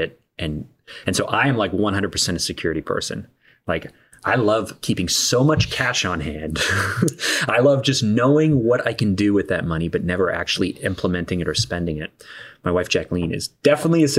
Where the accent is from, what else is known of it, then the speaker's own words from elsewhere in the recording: Canada; being Canadian